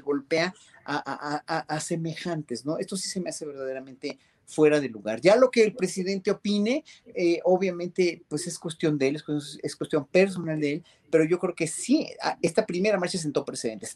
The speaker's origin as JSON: {"language": "Spanish", "country": "Mexico", "said": "como mexicanos"}